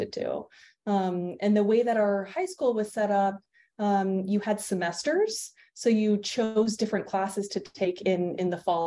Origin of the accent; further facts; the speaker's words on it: East Bay, Bay Area, California, United States; also born or lived in Massachusetts / Georgia; now in Seattle, United States; I grew up in the Bay Area, in the East Bay.